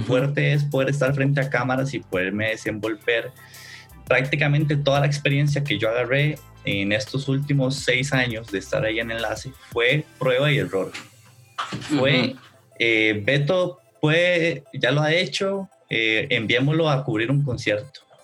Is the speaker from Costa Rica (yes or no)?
yes; Costa Rica; yo soy acá de Costa Rica